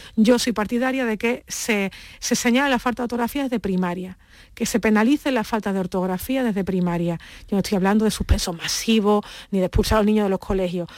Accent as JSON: {"language": "Spanish", "region": "Andalusia", "country": "Spain", "said": "yo, que soy andaluza"}